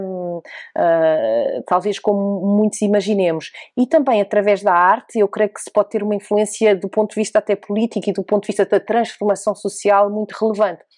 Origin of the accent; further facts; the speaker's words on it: Oeiras, Lisbon, Portugal; eu nasci em Portugal, em Lisboa, e aqui cresci no Conselho de Oeiras